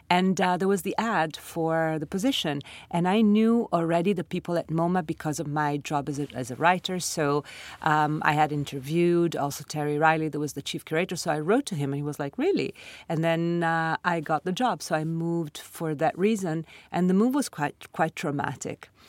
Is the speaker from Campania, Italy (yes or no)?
no; Milan, Lombardy, Italy; moved away as an adult; also born or lived in Sardinia; now in New York City, United States; I grew up in Milan, in Italy. I was born in Sardinia and I lived with my parents, you know, in different parts of Italy because of my father's job. But then Milan was their city and it's my city